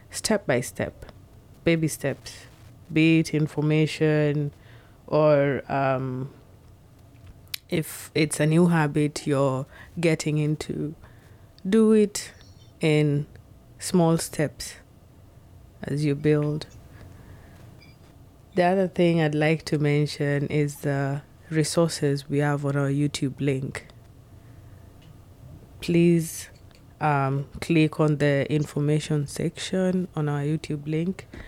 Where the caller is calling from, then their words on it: Seattle, Washington, United States; This is …. I'm speaking from Seattle.